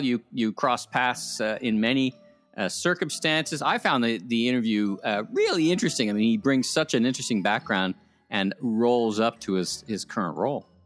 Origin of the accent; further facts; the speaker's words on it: Ottawa, Ontario, Canada; moved away; the town that fun forgot my hometown ottawa